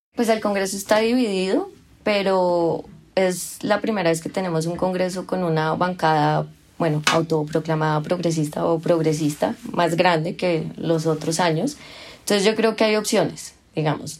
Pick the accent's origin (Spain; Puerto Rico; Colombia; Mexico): Colombia; Yo como ciudadana colombiana